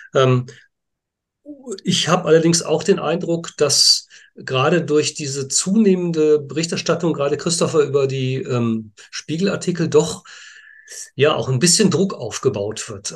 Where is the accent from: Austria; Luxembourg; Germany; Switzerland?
Germany; Münster, North Rhine-Westphalia; ich auch gebürtiger Münsteraner bin